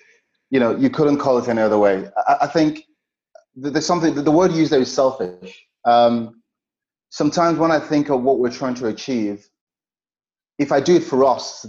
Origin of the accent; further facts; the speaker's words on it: Nigeria; But the emotional part of it is, I have friends that I grew up in Nigeria.